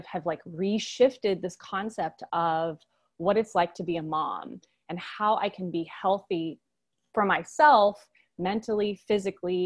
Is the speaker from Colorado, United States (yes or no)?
yes; Boulder, Colorado, United States; moved away as an adult; now in South Georgia, United States; And I'm from Boulder, Colorado originally